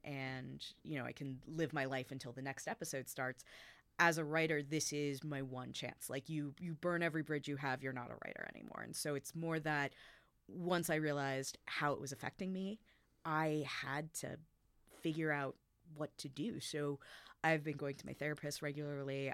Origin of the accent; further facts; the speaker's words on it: United States; I was growing up in America